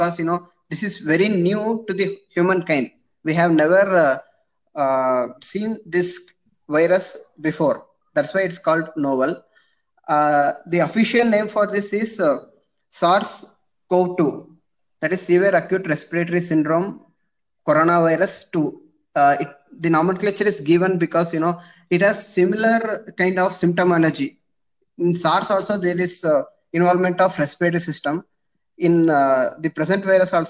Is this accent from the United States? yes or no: no; Shivamogga, Karnataka, India; moved away as an adult; also born or lived in Mysore; now in Chamarajanagar, India; I'm basically from Shivamogga.